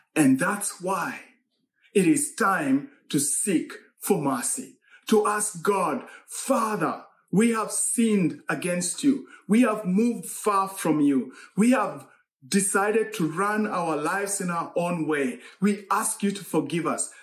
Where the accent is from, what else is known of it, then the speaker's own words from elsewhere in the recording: Eldoret, Uasin Gishu County, Kenya; moved away; in Eldoret, Kenya. That's my hometown.